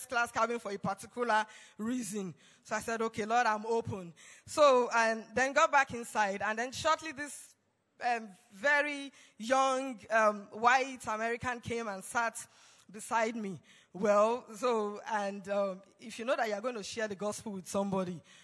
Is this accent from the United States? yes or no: no; Nigeria; I was from Nigeria